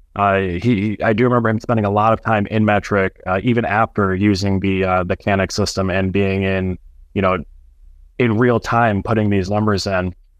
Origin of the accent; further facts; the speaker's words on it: Sterling Heights, Michigan, United States; also born or lived in Clare, Michigan; my hometown